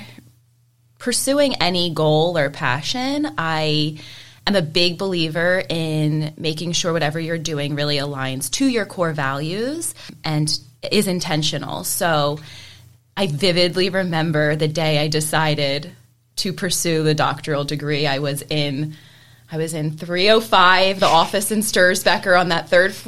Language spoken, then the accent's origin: English; West Chester, Pennsylvania, United States; So I am a Westchester native. I was born and raised in Westchester.